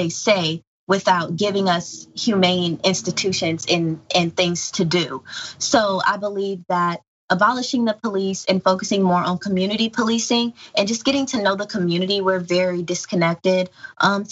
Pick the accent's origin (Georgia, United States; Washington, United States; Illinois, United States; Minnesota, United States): Georgia, United States; Savannah; now in Kansas City, United States; I grew up in Savannah, Georgia, and they gentrified our neighborhood